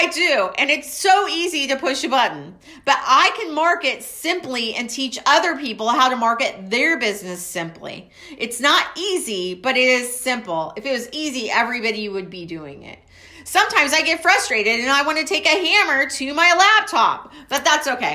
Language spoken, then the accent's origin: English; Waco, Texas, United States; I'm from Waco, Texas.